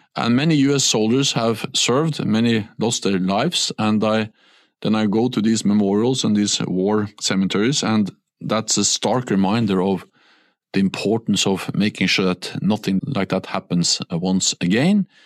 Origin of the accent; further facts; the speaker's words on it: Norway; English is a second language; moved away; When I was a Norwegian prime minister